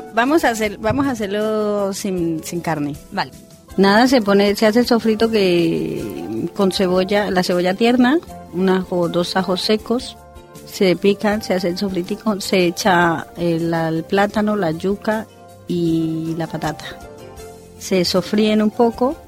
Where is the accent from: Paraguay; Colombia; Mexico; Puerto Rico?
Colombia; moved away as an adult; also born or lived in Spain; now in Sagunto, Spain; yo soy colombiana